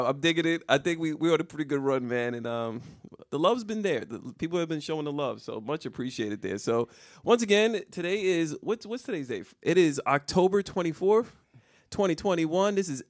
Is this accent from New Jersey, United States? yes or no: yes; New Jersey, United States; from Jersey.